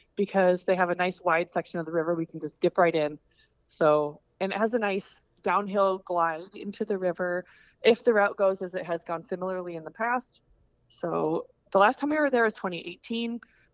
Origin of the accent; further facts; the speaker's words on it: Coralville, Iowa, United States; also born or lived in Des Moines, Iowa; Coralville is my true hometown. I was born in Coralville